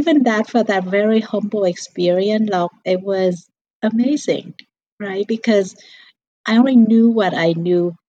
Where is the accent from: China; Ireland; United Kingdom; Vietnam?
Vietnam; now in United States; I came from a very poor childhood, growing up in Vietnam, in a village